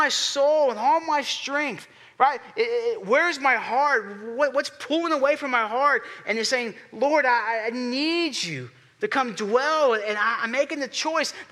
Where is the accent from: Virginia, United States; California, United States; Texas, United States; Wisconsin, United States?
Texas, United States; Houston; I'm from Houston